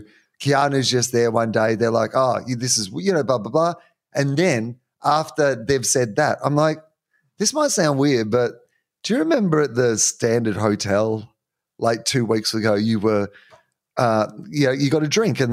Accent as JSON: {"language": "English", "country": "Australia", "said": "Yeah, yeah, I am. I'm Australian."}